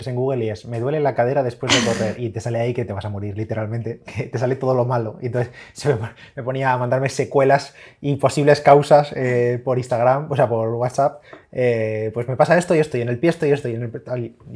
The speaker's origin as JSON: {"language": "Spanish", "town": "Barcelona", "region": "Catalonia", "country": "Spain", "said": "Ah, pues yo soy de Barcelona."}